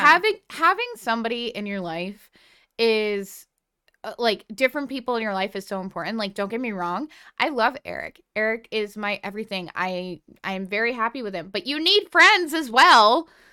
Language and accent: English; New England, United States; born or raised there